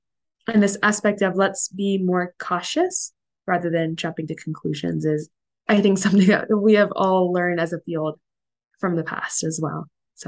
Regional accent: South India, India; Being South Indian, and there's a lot of things that are in a lot of the literature from ancient times

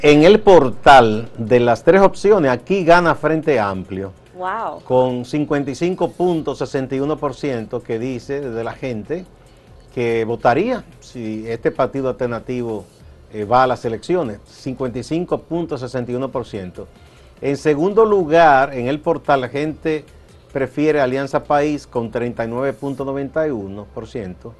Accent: Dominican Republic

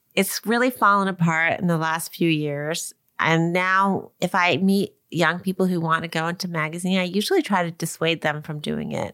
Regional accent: Long Island, New York, United States; I grew up in Long Island

